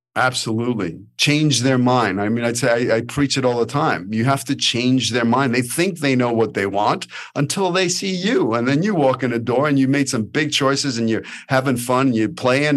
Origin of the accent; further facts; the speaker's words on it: New York City, New York, United States; accent: New York; moved away as an adult; now in Los Angeles, United States; I'm a kid from Brooklyn